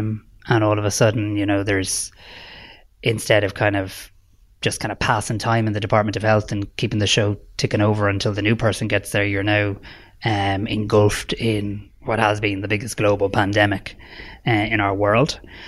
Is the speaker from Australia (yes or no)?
no; Ireland; We should be proud of that as Irish people